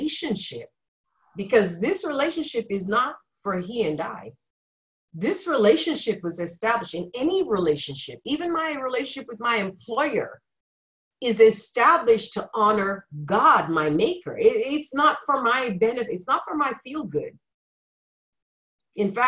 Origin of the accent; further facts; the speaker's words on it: Nigeria; moved away; growing up in Nigeria where there was a lot of lack and scarcity